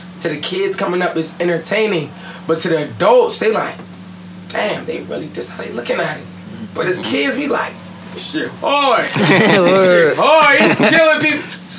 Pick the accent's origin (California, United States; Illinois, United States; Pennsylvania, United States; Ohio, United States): Pennsylvania, United States; Pittsburgh; born there; So basically, I was born in Pittsburgh.